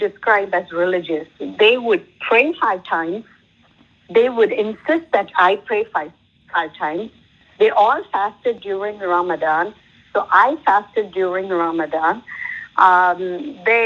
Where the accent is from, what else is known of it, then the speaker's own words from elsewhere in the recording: South India, India; I come from South